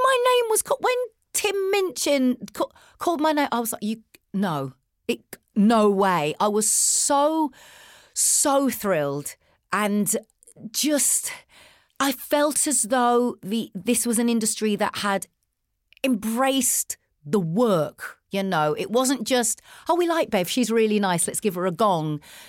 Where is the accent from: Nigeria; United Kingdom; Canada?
United Kingdom; The thing that we had in common is our age, you know, and obviously being British.